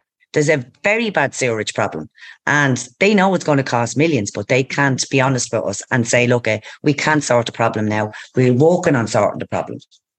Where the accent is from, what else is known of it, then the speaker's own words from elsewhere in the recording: Dublin, Leinster, Ireland; because we come from Ballymun.